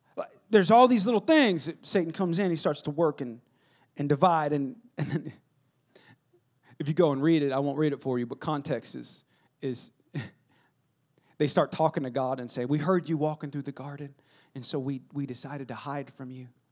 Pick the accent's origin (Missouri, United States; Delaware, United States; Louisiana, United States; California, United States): California, United States; West Coast; I'm from West Co-, Californ-